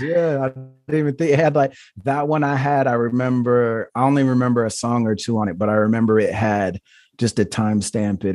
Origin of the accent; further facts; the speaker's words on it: Portland, Oregon, United States; I was born in Portland, Oregon